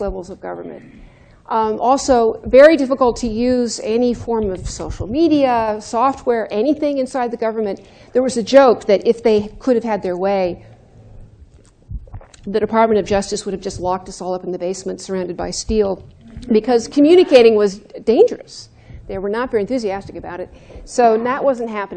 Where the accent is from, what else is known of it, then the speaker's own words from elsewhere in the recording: Santa Monica, California, United States; I'm from Santa Monica, California